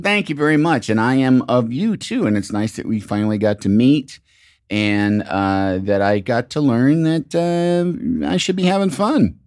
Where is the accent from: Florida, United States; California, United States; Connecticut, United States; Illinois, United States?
Illinois, United States; Chicago; I'm from Chicago